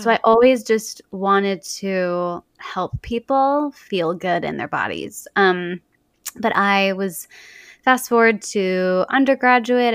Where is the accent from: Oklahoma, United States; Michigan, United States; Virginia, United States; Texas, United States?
Texas, United States; Dallas; now in Portland, United States; growing up in Dallas